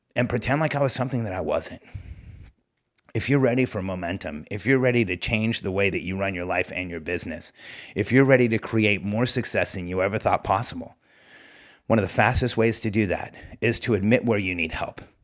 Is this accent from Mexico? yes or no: yes; Mexico; moved away; I, I grew up in Mexico.